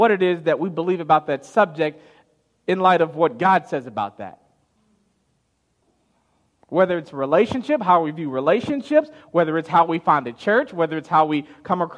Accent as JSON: {"language": "English", "town": "Chicago", "region": "Illinois", "country": "United States", "tie": "born or raised there", "said": "growing up in Chicago"}